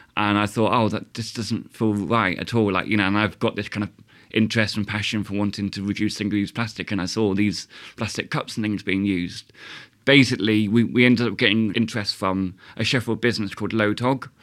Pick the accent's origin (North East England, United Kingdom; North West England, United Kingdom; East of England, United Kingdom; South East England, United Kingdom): South East England, United Kingdom; Southampton; now in Sheffield, United Kingdom; I'm from Southampton